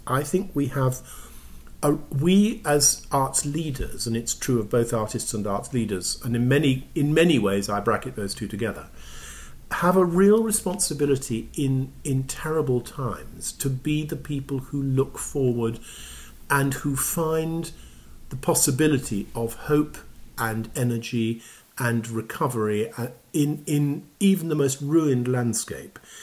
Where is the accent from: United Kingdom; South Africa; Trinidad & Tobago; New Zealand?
United Kingdom; England; now in Toronto, Canada; as an English person